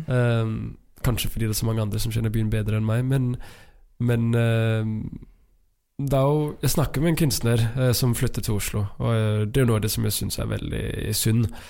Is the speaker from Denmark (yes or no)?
yes; Denmark; Norwegian is a second language; moved away as an adult; now in Trondheim, Norway; jeg er dansk